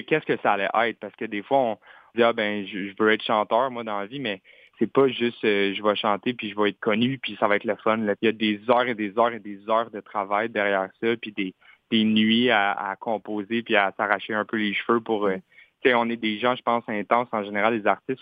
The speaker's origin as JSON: {"language": "French", "region": "Quebec", "country": "Canada", "first_language": "French", "said": "je suis, québécois, je suis pas anglophone. Fait ma langue maternelle, c'est vraiment le français."}